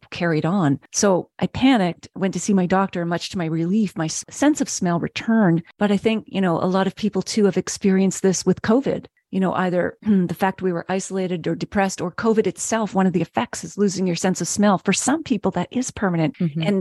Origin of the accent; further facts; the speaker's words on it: Nova Scotia, Canada; moved away; you know, I'm originally from Nova Scotia.